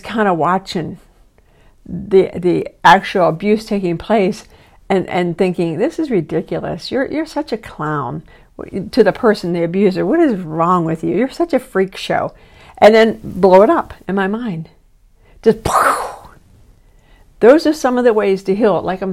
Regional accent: East Coast, United States; moved away; I'm from the East Coast

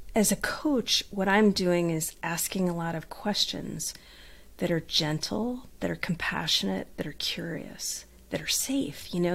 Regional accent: Southern California, United States; accent: Southern California twang; I grew up in Southern California in a beach town

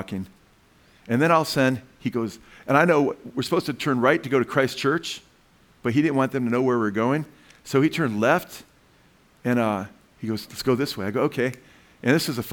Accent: United States; I'm American

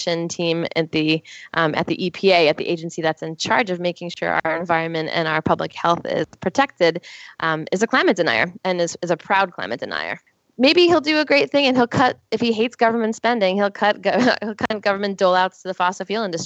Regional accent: East Coast, United States; I grew up on the East Coast. I've lived all my life up and down the East Coast, rural and urban

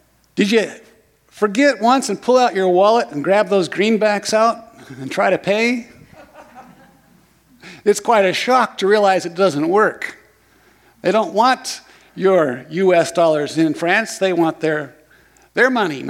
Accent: Lorane, Oregon, United States; I grew up in Lorain, Oregon, just over the hill.

